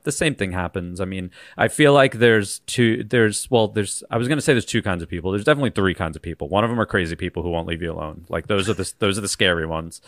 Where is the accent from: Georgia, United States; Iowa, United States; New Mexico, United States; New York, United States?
New York, United States; Long Island; I'm from Long Island, which, that's where I'm from